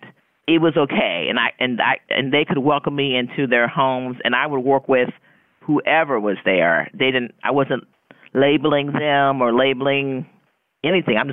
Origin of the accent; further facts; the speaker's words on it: Key West, Florida, United States; moved away; I grew up in Key West, where my mother was the social worker in Key West